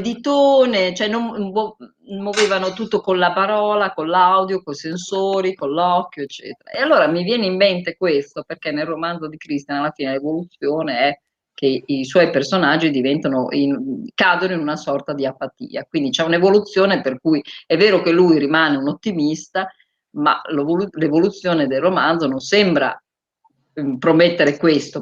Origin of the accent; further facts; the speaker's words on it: Bologna, Emilia-Romagna, Italy; io sono bolognese